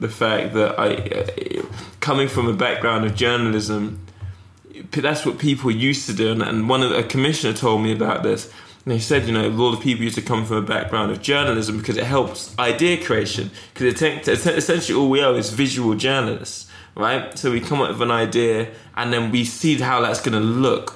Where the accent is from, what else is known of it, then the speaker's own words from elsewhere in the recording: Eastbourne, South East England, United Kingdom; also born or lived in Toronto; now in London, United Kingdom; I was growing up in Eastbourne.